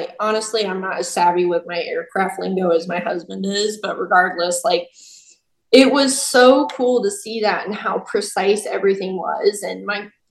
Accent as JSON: {"language": "English", "area": "Chesapeake Bay area", "region": "Southern Virginia", "country": "United States", "tie": "born or raised there", "also_born_or_lived": "Annapolis, Maryland", "said": "I grew up in Southern Virginia, so Chesapeake Bay area."}